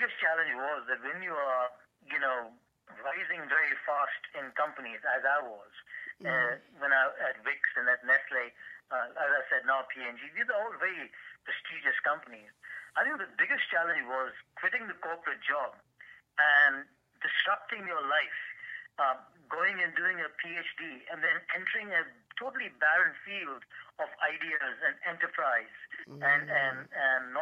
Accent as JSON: {"language": "English", "country": "India", "tie": "born or raised there", "moved": "as an adult", "lives_now": "Virginia, United States", "said": "I grew up in a boarding school in India"}